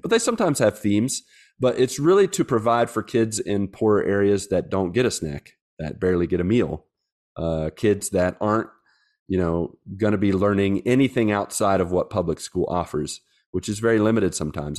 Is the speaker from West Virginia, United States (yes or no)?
yes; West Virginia, United States; moved away as an adult; now in Brazil; I'm from West Virginia